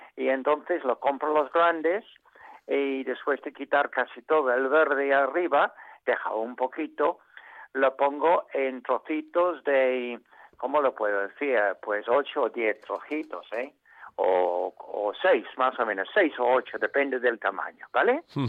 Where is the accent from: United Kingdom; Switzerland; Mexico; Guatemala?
United Kingdom; England; Spanish is a second language; also born or lived in Asturias, Spain; now in Spain; nosotros los ingleses